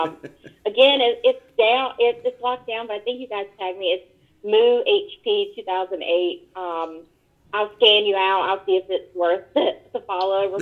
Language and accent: English; Roanoke Rapids, North Carolina, United States; moved away as an adult; also born or lived in Greensboro, North Carolina; now in Washington, D.C., United States; I'm from a place in eastern North Carolina, it's called Roanoke Rapids